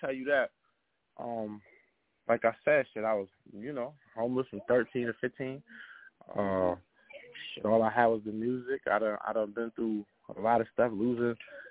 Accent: Springfield, Massachusetts, United States; I'm from Springfield, Massachusetts.

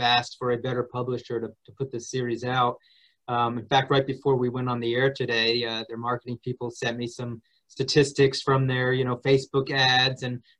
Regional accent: New Jersey, United States; I grew up in New Jersey

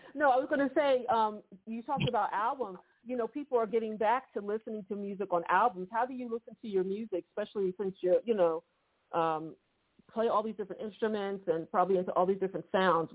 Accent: Philadelphia, Pennsylvania, United States; I'm from Philly

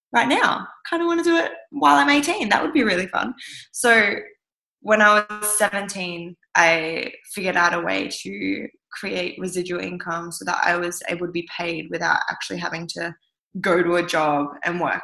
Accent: southwest of Western Australia, Australia; also born or lived in Kimberley, Western Australia; I was born up in the Kimberley of Western Australia and I was the first Western baby to be ever born in that community. Um, it was an Indigenous community up there, and my parents were teaching at the school. And then, after a few years of living up there, we moved down south, and I grew up mostly in the southwest of Western Australia.

